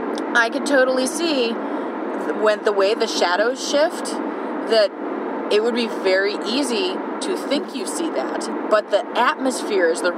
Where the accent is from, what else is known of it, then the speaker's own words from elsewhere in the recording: Loveland, Ohio, United States; I grew up in Loveland, Ohio, which is the home of the Loveland Frogman